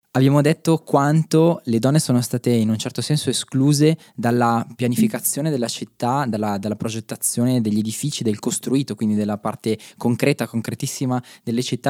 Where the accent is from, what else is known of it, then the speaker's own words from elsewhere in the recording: Magenta, Lombardy, Italy; also born or lived in Vienna; io sono di Magento dove abbiamo battuto gli ostrici